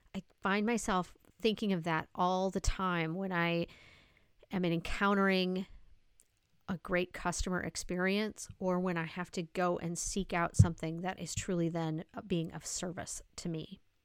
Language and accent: English; South Dakota, United States; I'm from South Dakota